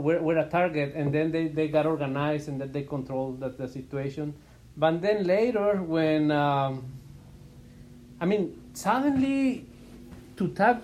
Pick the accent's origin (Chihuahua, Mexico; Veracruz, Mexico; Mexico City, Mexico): Chihuahua, Mexico; now in Phoenix, United States; I'm originally from Chihuahua, Mexico. I came to the States back in 1995.